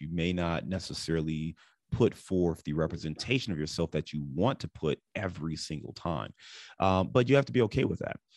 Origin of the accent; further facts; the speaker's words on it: Cleveland, Ohio, United States; also born or lived in Dayton, Ohio / Detroit / Chicago; now in Cincinnati, United States; I live in Cincinnati today, but I'm born and raised in Cleveland.